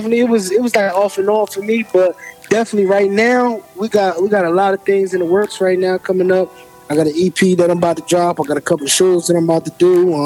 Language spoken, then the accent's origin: English; Trenton, New Jersey, United States; I'm from Trenton, New Jersey.